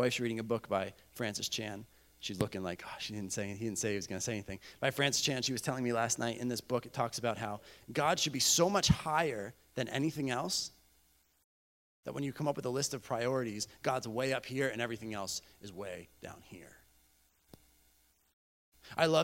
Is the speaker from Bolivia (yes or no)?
yes; Bolivia; I grew up in Bolivia, South America.